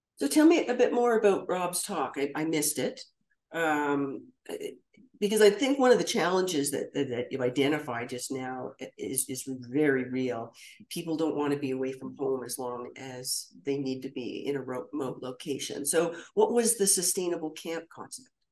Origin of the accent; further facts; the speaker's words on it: Ottawa, Ontario, Canada; growing up in Ottawa